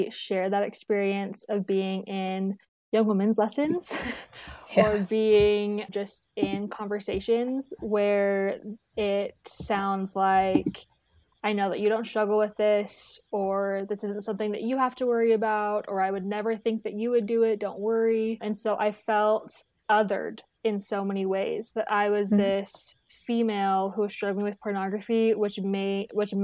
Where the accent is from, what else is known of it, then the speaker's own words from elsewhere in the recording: Tucson, Arizona, United States; moved away as an adult; now in Provo, United States; I'm from Tucson, Arizona, born and raised